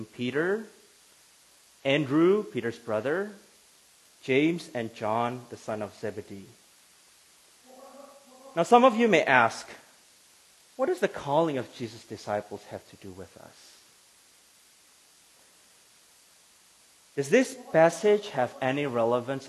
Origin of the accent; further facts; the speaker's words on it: Indonesia; moved away as an adult; now in Grand Rapids, United States; I am from Indonesia, but I live in Grand Rapids, Michigan right now